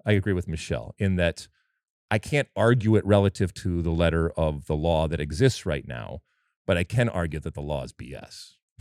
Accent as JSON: {"language": "English", "country": "United States", "said": "I'm an American"}